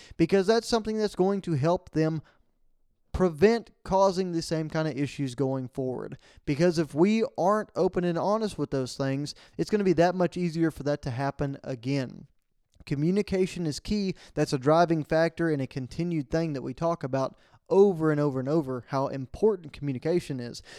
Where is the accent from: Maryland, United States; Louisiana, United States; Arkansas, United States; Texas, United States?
Texas, United States; Falls County, Central; we went up to Central Texas, uh, back to my hometown for the Go Texan fundraiser at the county level for Falls County